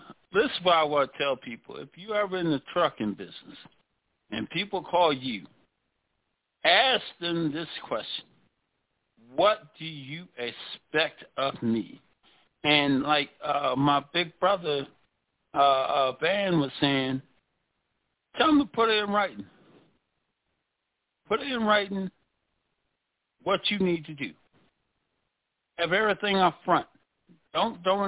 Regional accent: DMV, United States; I'm from the DMV, which is Maryland, Virginia, D.C. That's where I'm from.

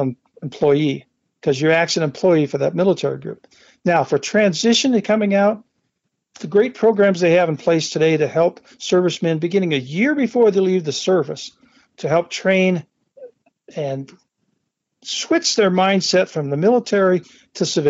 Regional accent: Midwest, United States; moved away as an adult; also born or lived in Carson Valley, Nevada; now in Minden, United States; I grew up in the Midwest

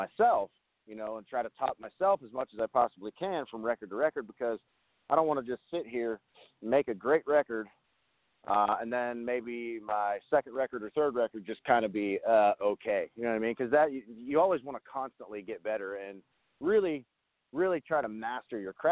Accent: Crescent, Pennsylvania, United States; moved away; I picked up a full-time job in my hometown of Crescent, Pennsylvania

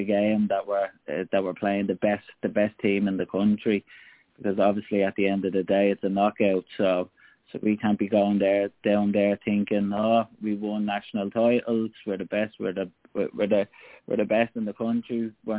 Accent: Ireland; So yeah, there's a lot of heritage there for us as Irish people.

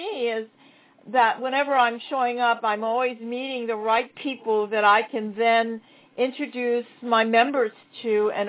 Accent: Hawaii, United States; I'm from Hawaii.

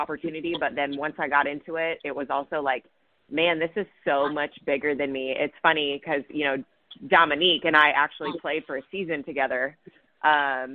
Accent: California, United States; I'm from California and from a little town

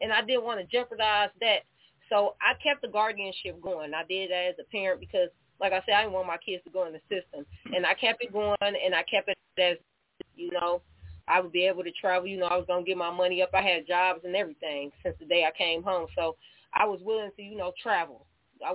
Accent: Elkhart, Indiana, United States; moved away as an adult; now in Michigan, United States; I'm from Elkhart, Indiana

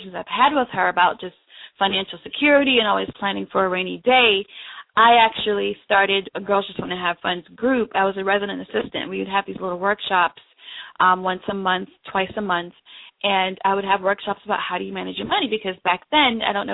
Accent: New York, United States; moved away as an adult; also born or lived in Jamaica; now in Washington, D.C., United States; I'm actually originally from Jamaica, and so I came here to live with my mom when I was 11, and so I spent most of my childhood in New York

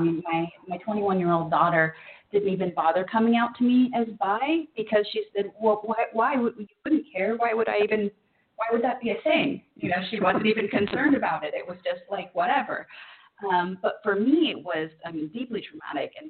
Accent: Orange County, California, United States; I grew up in Orange County, California.

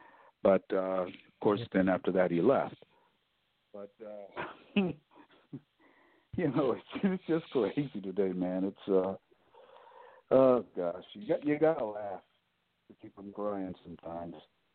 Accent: Cleveland, Ohio, United States; as a child growing up in Cleveland, and our Jewish neighbors would come over and celebrate Christmas with us

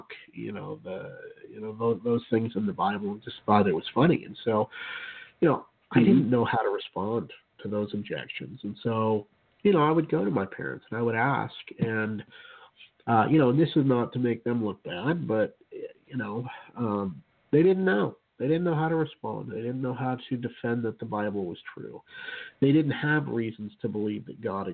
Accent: Utah, United States; I grew up in Utah, and in a Mormon home until I was about 4 years old or so

